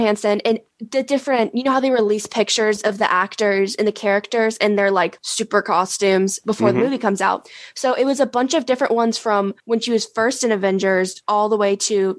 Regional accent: United States; I'm American

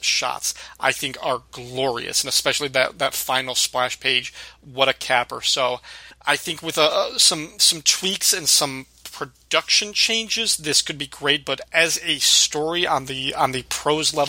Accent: about 45 minutes from Rockford, Illinois, United States; That's like 45 minutes away from my hometown

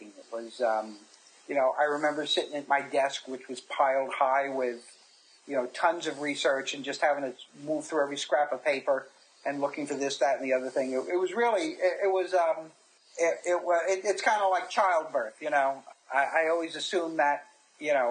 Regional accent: New York, United States; I'm from New York

